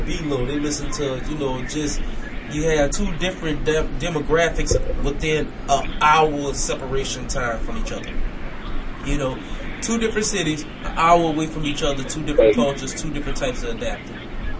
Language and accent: English; Gonzales, Louisiana, United States; also born or lived in Fort Worth, Texas; now in Houston, United States; being from Gonzalez and living in Killer.